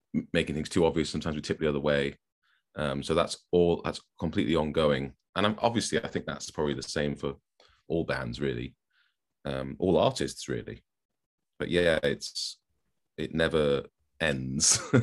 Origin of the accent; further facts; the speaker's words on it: Newcastle upon Tyne, North East England, United Kingdom; moved away as an adult; also born or lived in Manchester; now in Stockport, United Kingdom; I was born in Newcastle, yep. Um, I've lived in Manchester now for just slightly longer than half my life, so I guess I'm now a Manc, but call me what you will, I don't sound like it. I'm from Newcastle